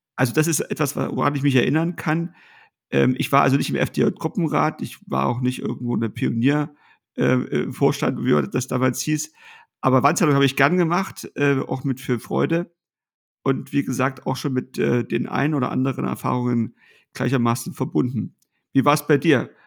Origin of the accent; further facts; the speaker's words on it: Ortrand, Brandenburg, Germany; in meiner Heimatstadt in Ortrand äh, als 13, 14 oder 15-jähriger Schüler